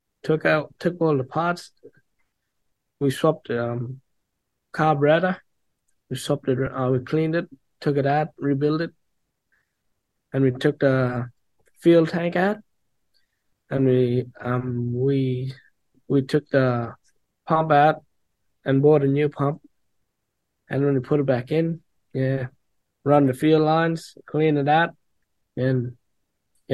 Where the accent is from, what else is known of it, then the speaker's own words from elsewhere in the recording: Borroloola, Northern Territory, Australia; I come from Borlala community